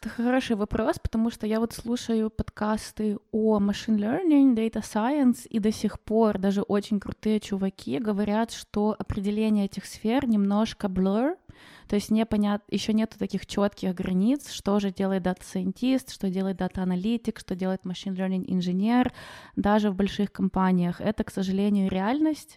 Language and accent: Russian; Ukraine; moved away as an adult; now in Germany; вернуться в Украину, как бы это мой родной, э, дом